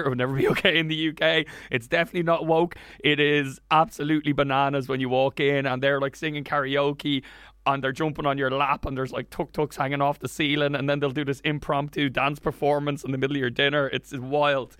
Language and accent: English; Wicklow, Leinster, Ireland; I grew up in Wicklow.